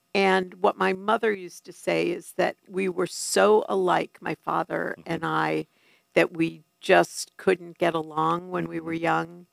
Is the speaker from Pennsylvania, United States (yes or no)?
no; New York City, New York, United States; moved away; I am a New Yorker through and through